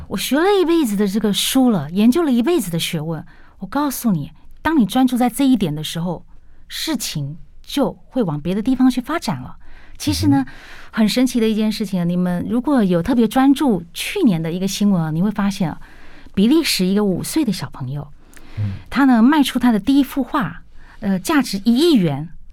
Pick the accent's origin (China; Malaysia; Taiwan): Taiwan; 我们台湾人很辛苦的